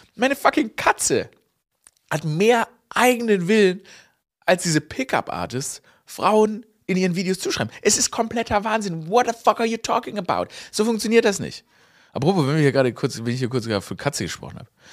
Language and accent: German; Stuttgart, Baden-Württemberg, Germany; moved away; Ich war in meiner Heimat Stuttgart, ne, aufgewachsen im Kessel